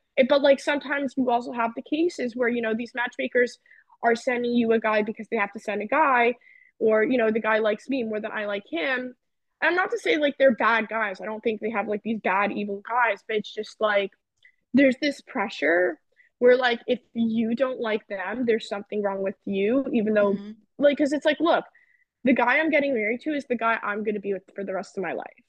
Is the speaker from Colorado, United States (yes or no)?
no; New Jersey, United States; I grew up in New Jersey